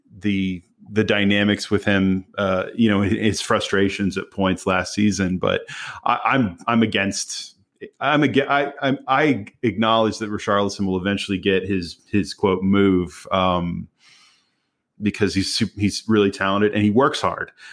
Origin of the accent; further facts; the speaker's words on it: United States; as an American